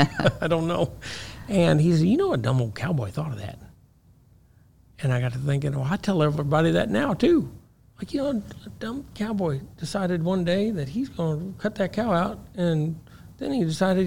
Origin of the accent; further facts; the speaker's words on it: Missouri, United States; I'm from Missouri. Uh-huh. I don't even know if we have a helicopter in Missouri.